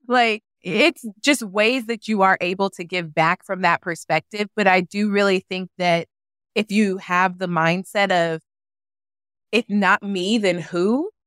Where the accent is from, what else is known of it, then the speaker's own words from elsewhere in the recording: Kansas City, United States; moved away as an adult; also born or lived in Missouri; now in Phoenix, United States; I grew up in Kansas City on the Missouri and the Kansas side, so I lived in both states